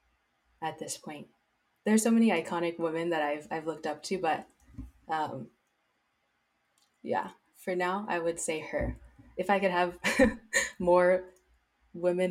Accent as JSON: {"language": "English", "area": "South Bay", "region": "California", "country": "United States", "tie": "born or raised there", "said": "Growing up in the South Bay"}